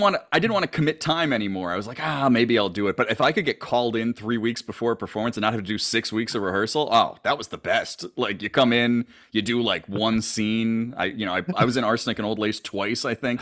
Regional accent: Scranton, Pennsylvania, United States; now in Chicago, United States; growing up in Scranton, Pennsylvania

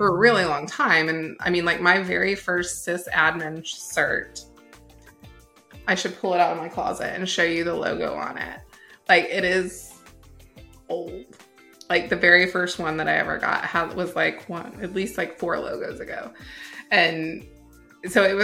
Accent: United States; we, as Americans

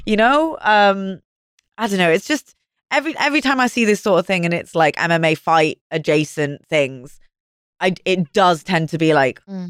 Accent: Wales, United Kingdom; moved away

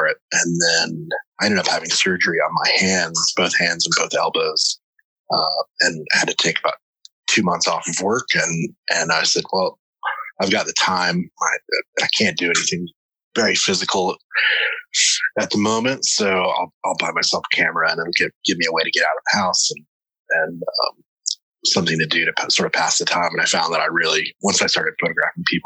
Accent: South Carolina, United States; also born or lived in Tennessee; now in New York, United States; I grew up on the coast in South Carolina

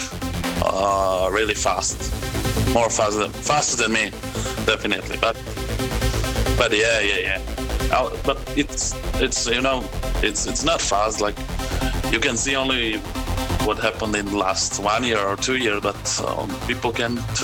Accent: Bratislava, Bratislava Region, Slovakia; in Bratislava, in my hometown

